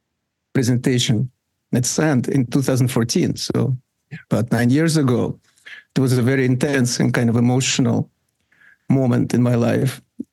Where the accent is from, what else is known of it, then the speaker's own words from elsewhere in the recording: Russia; English is a second language; when I grew up in the Soviet Union